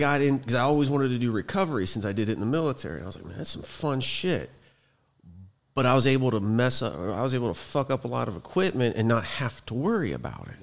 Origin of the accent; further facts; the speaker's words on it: Youngstown, Ohio, United States; moved away; I'm originally from Ohio, Northeast Ohio, Youngstown, a little, little dead steel city